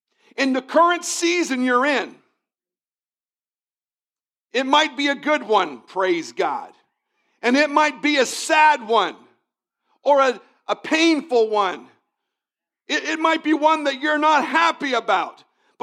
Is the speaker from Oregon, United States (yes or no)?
no; Virginia, United States; I came from Northern Virginia, and in Northern Virginia, spring starts one Monday and it ends the next